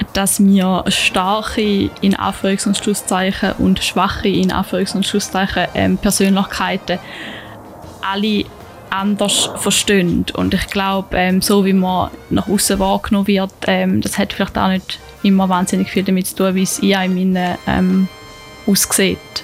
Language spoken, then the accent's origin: German; Tägerwilen, Thurgau, Switzerland; also born or lived in Lucerne; bin ich sehr schnell wieder in Tegerwil gelandet, wo ich aufgewachsen bin